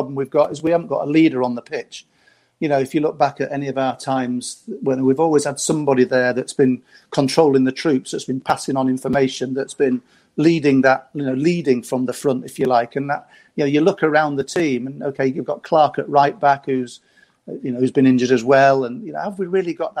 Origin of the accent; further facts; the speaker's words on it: Scunthorpe, Yorkshire and the Humber, United Kingdom; we're lads from Scunthorpe